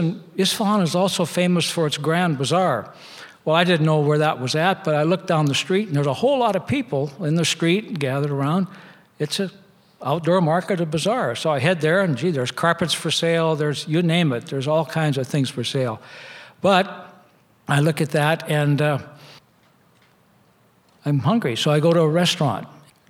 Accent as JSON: {"language": "English", "country": "United States", "said": "And I said, well, I'm from America."}